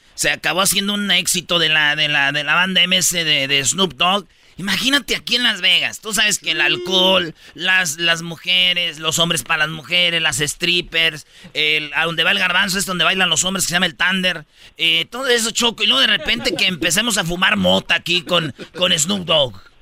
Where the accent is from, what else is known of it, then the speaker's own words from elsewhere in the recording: Jiquilpan, Michoacán, Mexico; ahí en mi pueblo, Jiquilpan, Michoacán